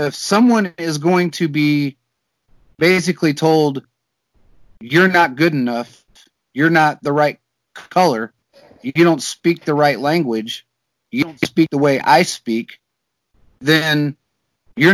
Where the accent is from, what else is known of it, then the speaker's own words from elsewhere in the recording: United States; I was born in America